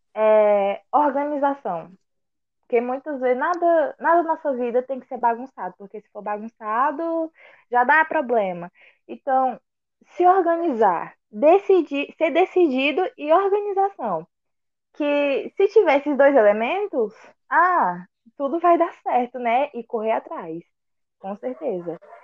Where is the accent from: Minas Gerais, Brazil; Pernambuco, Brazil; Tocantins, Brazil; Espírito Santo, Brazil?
Tocantins, Brazil; Araguaína; sou de Araguaína, Tocantins